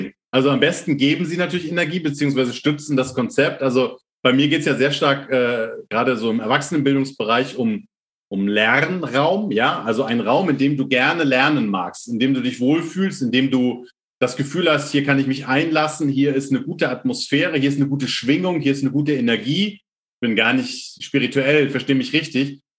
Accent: near Lübeck, Schleswig-Holstein, Germany; Ich komme tatsächlich aus Norddeutschland, also aus der Nähe von Lübeck

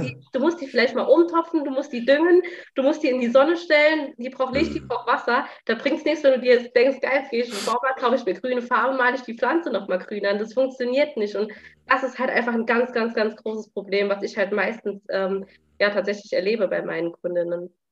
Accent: Saarland, Germany; ich komme aus dem Saarland

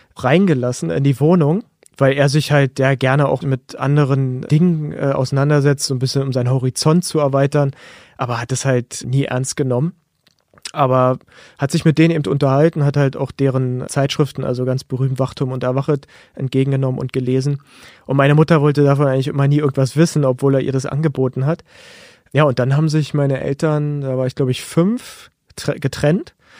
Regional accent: Berlin, Germany; ich bin 1985 in Berlin-Friedrichshain geboren worden und habe zusammen mit meiner Familie gelebt.

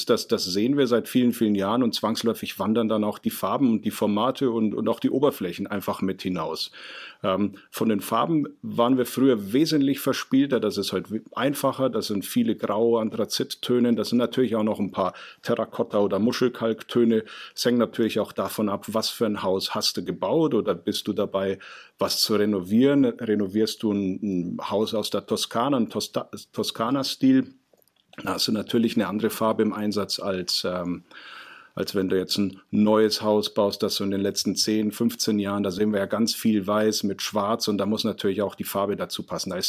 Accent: Ingolstadt, Bavaria, Germany; Und ich komme aus Ingolstadt, das ist in Oberbayern. Und da trinken wir aus einer Mass.

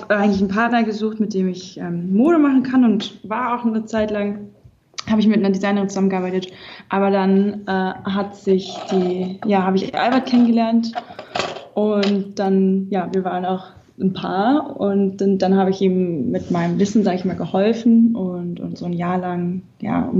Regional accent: Berlin, Germany; bin dann vom Ausland zurückgekommen, wieder an meine Heimat Berlin

